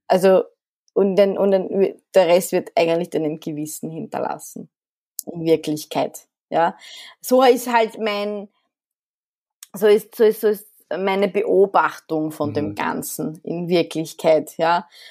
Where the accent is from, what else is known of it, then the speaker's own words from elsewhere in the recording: Vienna, Austria; also born or lived in Alexandria, Egypt; ich bin noch, ich glaube, kulturell sehr ägyptisch geprägt, in Wien mhm. aufgewachsen.